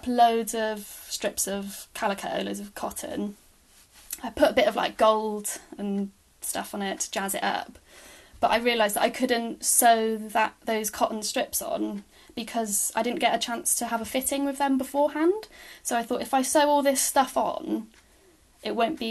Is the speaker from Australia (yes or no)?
no; Bristol, South West England, United Kingdom; moved away as an adult; also born or lived in Bournemouth; Bristol, which is where I'm from